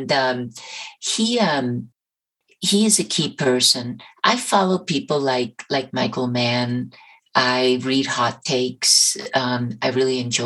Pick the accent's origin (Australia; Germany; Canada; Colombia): Colombia; moved away; Colombia, my home country